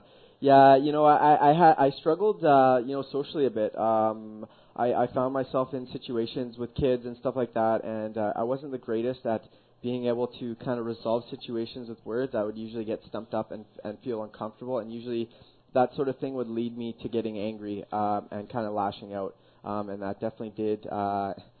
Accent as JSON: {"language": "English", "town": "Coquitlam", "region": "British Columbia", "country": "Canada", "tie": "born or raised there", "said": "So I grew up in Coquitlam and Port Coquitlam. I actually lived amongst the two cities, my whole life."}